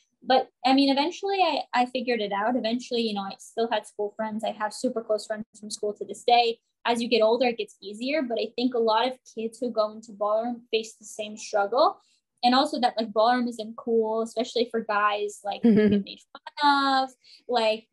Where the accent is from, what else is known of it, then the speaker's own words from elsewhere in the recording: San Jose, California, United States; moved away as an adult; now in New Jersey, United States; growing up in Bay Area, California